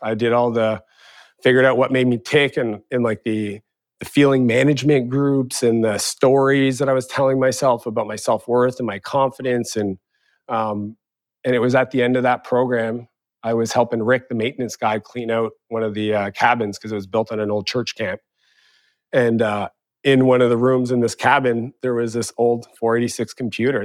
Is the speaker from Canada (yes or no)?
yes; Eastern Canada, Canada; moved away; also born or lived in San Francisco; growing up in Eastern Canada